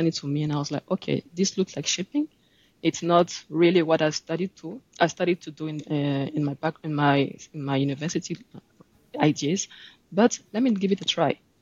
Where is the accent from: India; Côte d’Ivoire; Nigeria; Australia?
Côte d’Ivoire; Abidjan; also born or lived in Le Havre, France / Nottingham, United Kingdom; I'm from Ivory Coast in Abidjan.